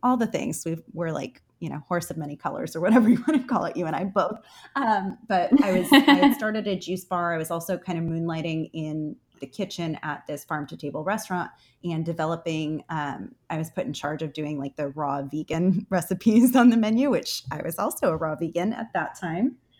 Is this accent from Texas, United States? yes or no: no; Connecticut, United States; moved away; also born or lived in Houston; I'm from Connecticut, so we had a growing season of three months there